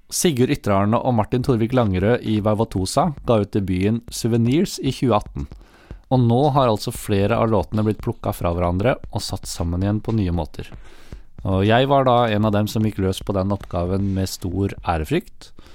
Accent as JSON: {"language": "Norwegian", "town": "Notodden", "region": "Telemark", "country": "Norway", "said": "jeg er fra Notodden"}